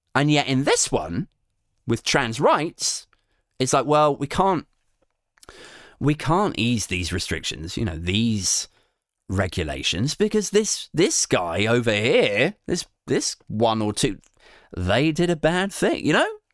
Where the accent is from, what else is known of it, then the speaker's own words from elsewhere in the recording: Maidenhead, South East England, United Kingdom; I'm from Maidenhead